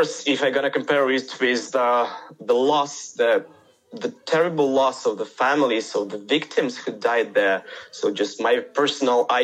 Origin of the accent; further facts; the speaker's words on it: Kharkiv, Kharkiv Oblast, Ukraine; I'm from Kharkiv. I was born here, traveled a bit during my childhood.